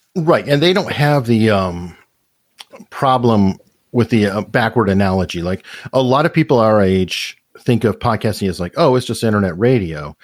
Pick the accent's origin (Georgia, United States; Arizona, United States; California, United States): Arizona, United States; Tucson; I'm originally from Tucson, Arizona. And one of the things about that is I was born in Tucson